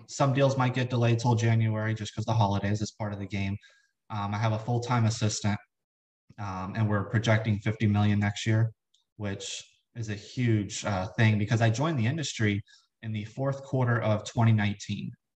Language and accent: English; South Florida, United States; moved away as an adult; now in Richmond, United States; right now, I, I live in Richmond, Virginia. I'm from South Florida